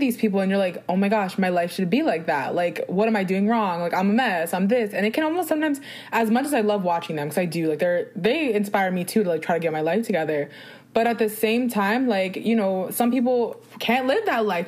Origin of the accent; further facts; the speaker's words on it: New Jersey, United States; I'm from New Jersey